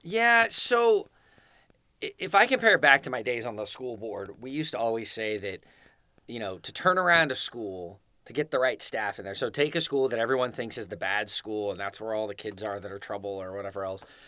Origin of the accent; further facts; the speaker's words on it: Scotts Valley, California, United States; moved away as an adult; also born or lived in Fresno, California / Clovis, California / Davis, California; now in Rancho Cordova, United States; I grew up in Santa Cruz. I grew up in Scotts Valley, which is the last town before you hit Santa Cruz